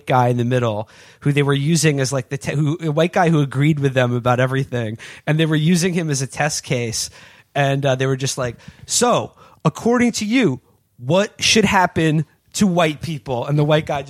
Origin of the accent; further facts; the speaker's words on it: New York City, New York, United States; I grew up in New York City